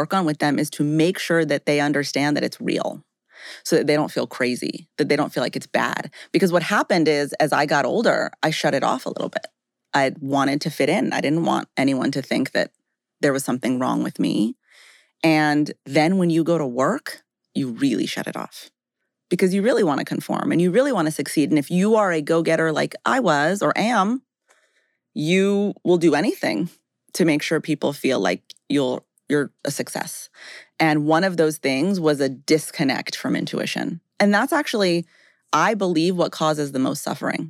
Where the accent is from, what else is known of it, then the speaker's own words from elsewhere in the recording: Rocky Mountains, United States; I grew up in the Rocky Mountains